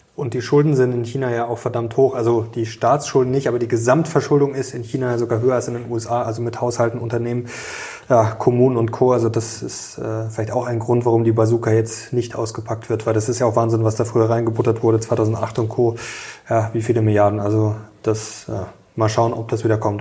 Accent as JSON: {"language": "German", "country": "Germany", "said": "bei uns in Deutschland"}